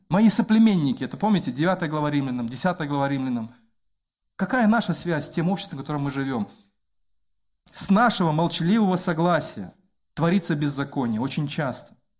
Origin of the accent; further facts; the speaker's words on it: Belarus; я как белорус